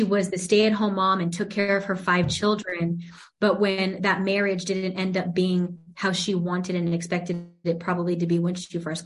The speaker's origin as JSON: {"language": "English", "town": "La Puente", "region": "California", "country": "United States", "tie": "born or raised there", "said": "I am born and raised in La Puente, actually. And That's LA County still"}